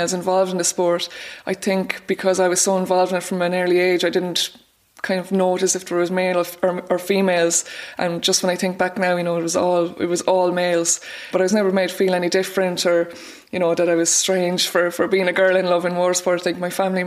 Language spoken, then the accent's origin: English; Roscrea, Munster, Ireland; I'm originally from Roscrane, County Tipperary